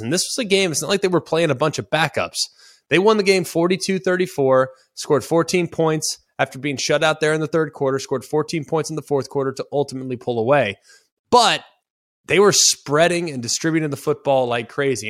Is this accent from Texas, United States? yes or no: yes; Dallas, Texas, United States; I'm from Dallas